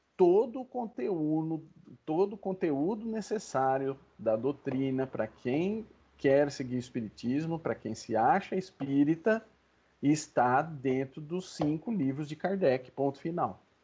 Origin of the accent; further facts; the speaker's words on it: Brazil; Nós como brasileiros